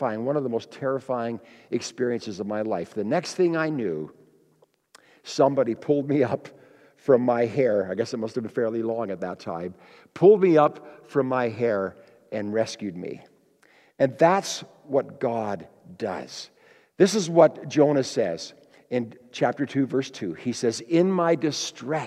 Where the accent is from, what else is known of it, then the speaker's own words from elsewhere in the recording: Kenora, Ontario, Canada; I grew up in Kenora, Ontario, Lake of the Woods, east of Winnipeg